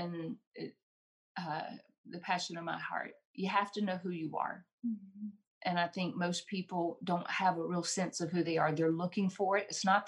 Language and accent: English; Randleman, North Carolina, United States; I grew up in Randleman, which is the hometown of Richard Petty